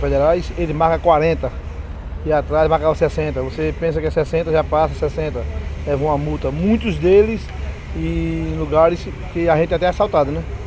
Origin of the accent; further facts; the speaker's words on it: Recife, Pernambuco, Brazil; eu sou de Recife